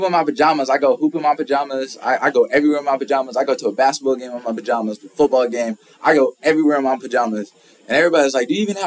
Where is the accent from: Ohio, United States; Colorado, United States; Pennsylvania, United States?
Colorado, United States; Colorado Springs; moved away as an adult; now in Memphis, United States; I'm from Colorado